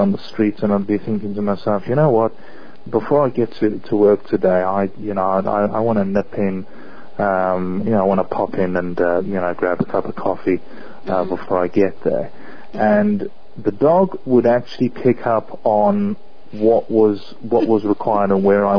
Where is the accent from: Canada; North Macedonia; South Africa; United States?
South Africa; growing up in South Africa, we were always surrounded